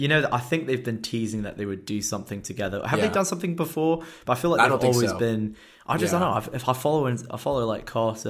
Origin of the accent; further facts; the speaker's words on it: England, United Kingdom; or I'll say, because I'm English, mum rather than mom.